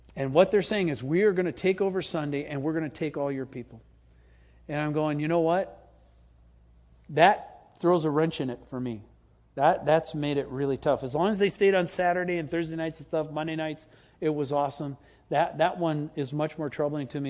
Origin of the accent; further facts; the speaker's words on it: Green Bay, Wisconsin, United States; moved away; I grew up in Green Bay